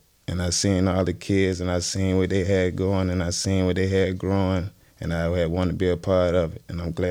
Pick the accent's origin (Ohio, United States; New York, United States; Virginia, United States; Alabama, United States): Virginia, United States; Richmond; I went to Armstrong, graduated from Armstrong. Graduated from MLK, so I'm from Churchill.